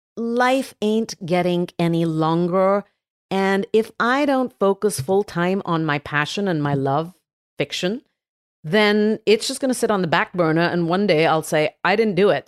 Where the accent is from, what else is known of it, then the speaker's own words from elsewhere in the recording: Mumbai, Maharashtra, India; now in San Francisco, United States; Yes, I was born in Bombay, which most people know as Mumbai. It is Mumbai, but we grew up calling it Bombay.